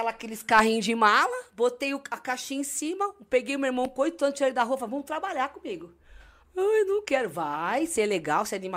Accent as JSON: {"language": "Portuguese", "town": "Santos", "region": "São Paulo", "country": "Brazil", "tie": "born or raised there", "said": "Eu nasci em Santos. É, eu sou santista"}